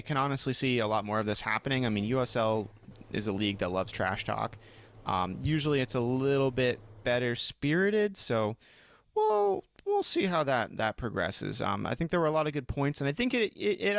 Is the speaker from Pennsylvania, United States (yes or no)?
no; Maine, United States; we're from Maine